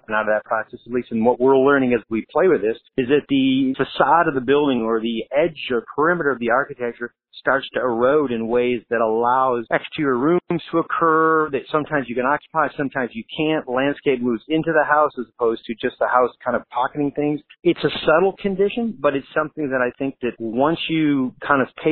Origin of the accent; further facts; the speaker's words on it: Michigan, United States; now in Southern California, United States; I grew up in Michigan